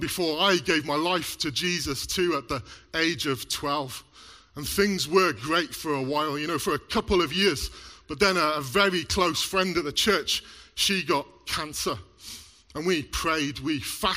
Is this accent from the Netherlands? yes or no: no; Mid Wales, United Kingdom; now in Black Country, United Kingdom; I was born here in the Black Country, but moved to Mid Wales when I was about 7